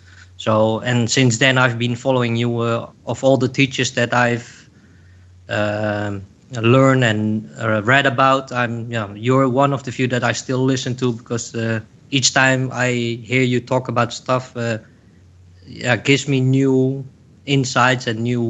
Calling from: Netherlands; I'm calling from the Netherlands.

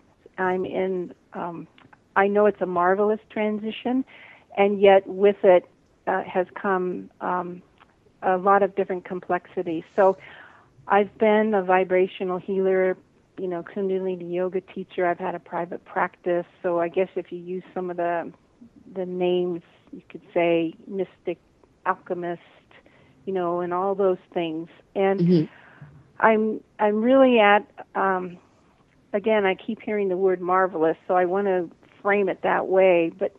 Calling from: Big Island, Hawaii, United States; also born or lived in Maui; I'm calling from the Big Island in Hawaii.

